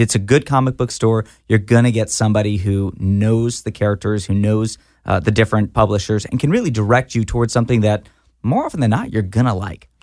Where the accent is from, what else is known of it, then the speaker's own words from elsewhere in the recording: Fort Worth, Texas, United States; I grew up in Fort Worth, Texas